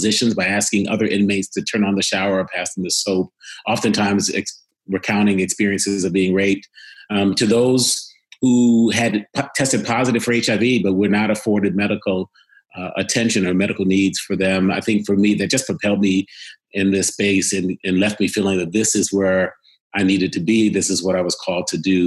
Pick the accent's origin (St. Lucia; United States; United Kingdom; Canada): United States; Cleveland, Ohio; I was born in Cleveland, Ohio. I was born to island parents